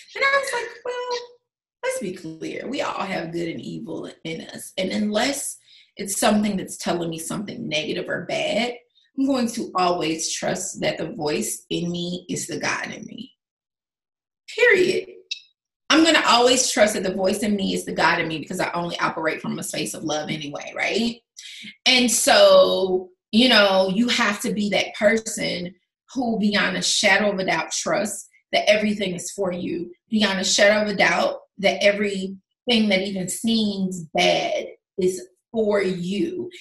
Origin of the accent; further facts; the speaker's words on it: the South, United States; moved away as an adult; also born or lived in Los Angeles, United States / Las Vegas, United States; my hometown's two hours away from here. On the drive to Atlanta